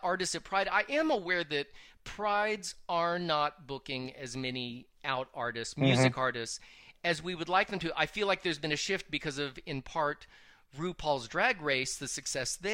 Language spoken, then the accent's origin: English; the South, United States; I was raised in the South